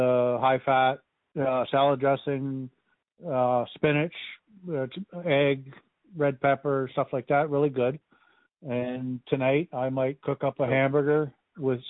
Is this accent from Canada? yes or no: yes; Canada; I'm from Canada